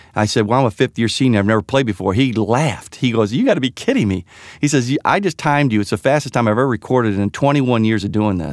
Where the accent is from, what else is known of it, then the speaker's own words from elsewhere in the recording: Sugar Grove, Illinois, United States; ever since I was a little boy, um, growing up in Sugar Grove, Illinois